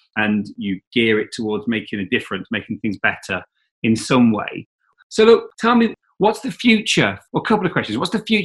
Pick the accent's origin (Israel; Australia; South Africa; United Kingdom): United Kingdom; East Midlands; I saw my wife on the bus. We grew up in Leicestershire.